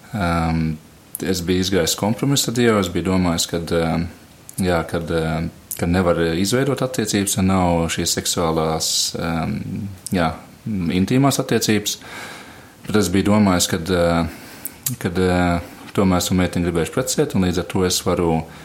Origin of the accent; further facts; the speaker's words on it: Latvia; moved away; es esmu uzaudzis Matejā